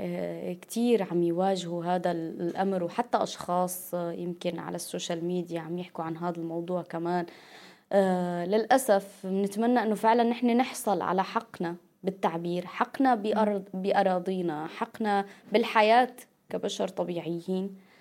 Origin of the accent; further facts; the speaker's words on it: Syria; نحن كسوريين وسوريات